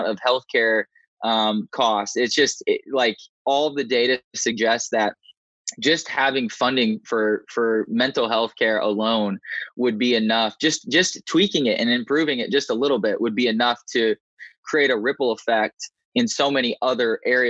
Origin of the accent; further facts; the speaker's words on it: Indiana, United States; moved away as an adult; also born or lived in Raleigh, North Carolina; I grew up in Indiana to a loving set of parents and a sibling